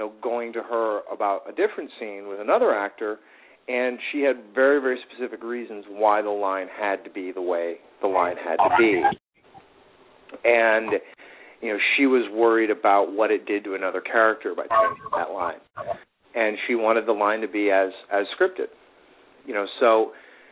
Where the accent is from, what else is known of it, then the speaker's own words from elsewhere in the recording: Chicago, Illinois, United States; now in Los Angeles, United States; I'm from Chicago